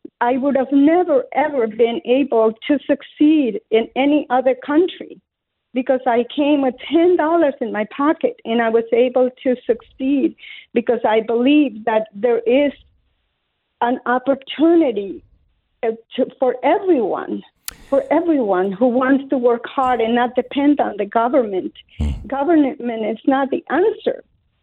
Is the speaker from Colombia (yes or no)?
yes; Colombia; English is a second language; moved away as an adult; now in United States; I was born in Colombia, South America, up in the mountains, where we had no running water, no electricity, nothing, not even a radio to listen to the news. And I came to this country at the age of 18 years old with $10 in my pocket, no English.